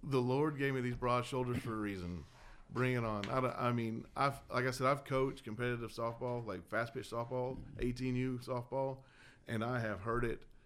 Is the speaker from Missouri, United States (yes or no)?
no; Dallas, Texas, United States; moved away as an adult; also born or lived in Southern California / Tahoe / Corpus Christi, Texas; now in Temple, United States; I was born in Southern California, raised in Dallas, Georgia